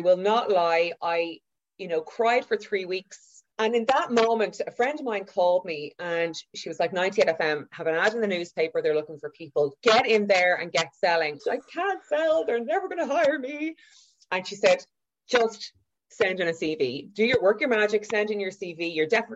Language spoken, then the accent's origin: English; Dublin, Leinster, Ireland; also born or lived in Galway; I grew up in Whitehall in a 3-bed MED